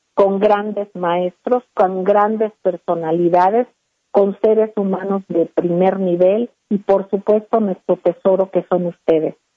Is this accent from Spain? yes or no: no; Mexico; Todos somos mexicanos.